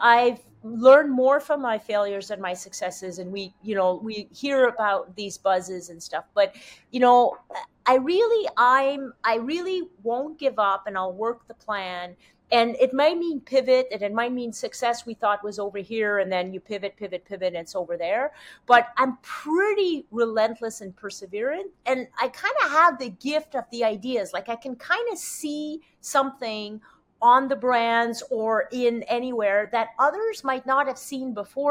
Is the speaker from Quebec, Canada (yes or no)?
yes; Quebec, Canada; first language French; English is a second language; moved away; I'm French. I barely speak English. I'm from Quebec.